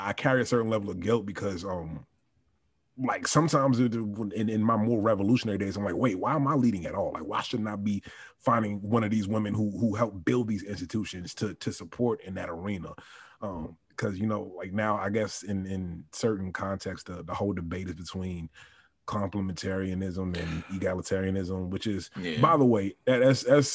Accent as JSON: {"language": "English", "region": "Virginia", "country": "United States", "tie": "born or raised there", "also_born_or_lived": "New York", "moved": "as an adult", "lives_now": "Miami, United States", "said": "I was born in New York, and I grew up in Virginia for the most part"}